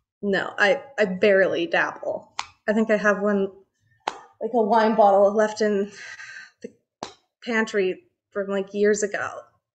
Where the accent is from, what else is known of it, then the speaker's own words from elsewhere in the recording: Vancouver, British Columbia, Canada; I was born in Vancouver